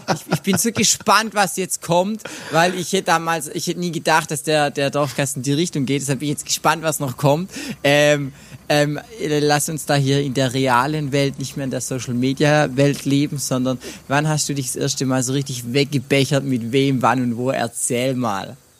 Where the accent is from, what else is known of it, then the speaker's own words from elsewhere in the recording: near Brackenheim, Baden-Württemberg, Germany; in meinem Heimat ähm, Kaff, beziehungsweise ein Kaff weiter in Brackenheim